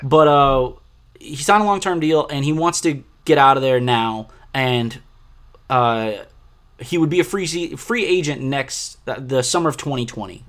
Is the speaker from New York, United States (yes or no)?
no; New Orleans, Louisiana, United States; I'm from New Orleans